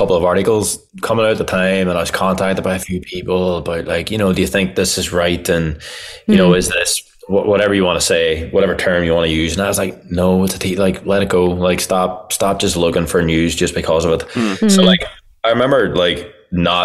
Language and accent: English; Ireland; I'm Irish